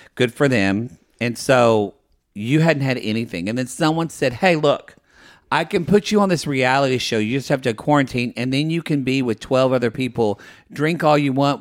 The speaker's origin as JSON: {"language": "English", "town": "Ardmore", "region": "Oklahoma", "country": "United States", "tie": "born or raised there", "moved": "yes", "said": "my hometown of Ardmore, Oklahoma"}